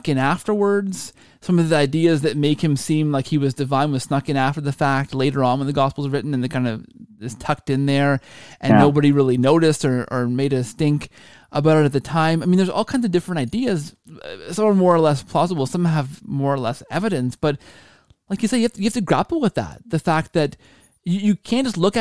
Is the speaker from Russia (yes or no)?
no; Canada; I'm Canadian